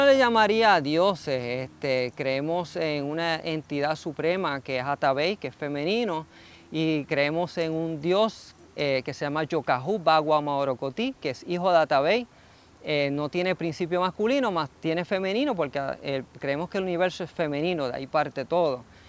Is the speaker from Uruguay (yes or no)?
no; Puerto Rico; quienes somos como puertorriqueños